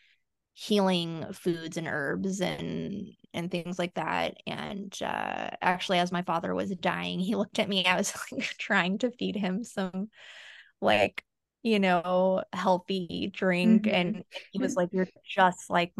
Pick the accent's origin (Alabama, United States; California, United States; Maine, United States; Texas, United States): California, United States; Central Valley; also born or lived in Ecuador / East Coast, United States; being born in Ecuador and living on the East Coast for a little bit, and then, you know, growing up in the Central Valley after